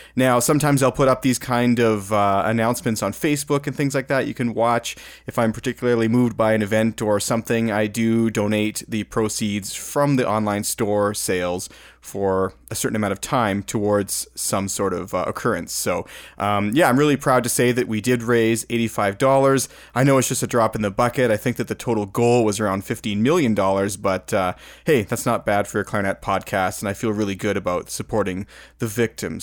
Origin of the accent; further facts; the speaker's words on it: Alberta, Canada; I'm from Alberta, Alberta